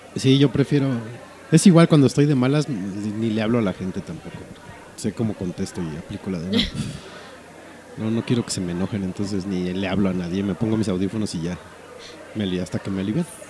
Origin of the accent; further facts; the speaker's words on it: northern Mexico, Mexico; accent: norteño; se me salga mi acento norteño